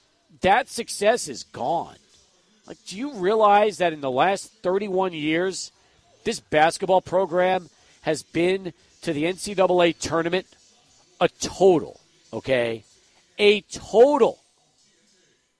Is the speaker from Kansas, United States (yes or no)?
no; El Paso, Texas, United States; Growing up in El Paso in the 80s and going to games